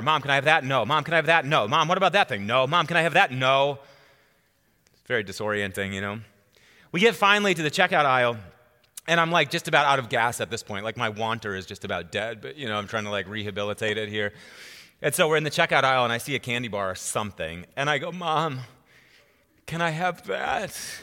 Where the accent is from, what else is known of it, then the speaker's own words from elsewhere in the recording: Wisconsin, United States; moved away as an adult; also born or lived in Oklahoma / Chicago; now in Colorado, United States; I'm born and raised in Wisconsin